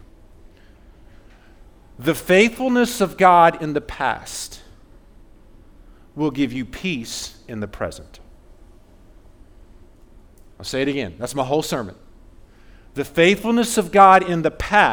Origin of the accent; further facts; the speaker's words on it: Fayetteville, Georgia, United States; I grew up in Fayetteville, South Atlanta